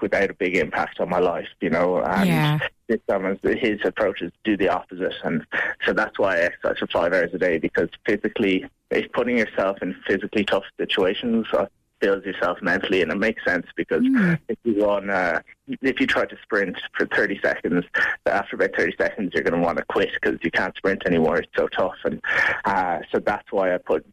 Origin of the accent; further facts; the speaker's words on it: Mallow, Munster, Ireland; moved away as an adult; now in Spain; I'm from Mallow in Cork.